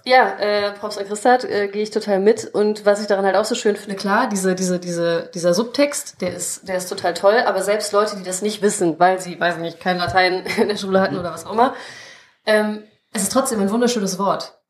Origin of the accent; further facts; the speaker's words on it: Krefeld, North Rhine-Westphalia, Germany; geboren in Krefeld, aufgewachsen in Krefeld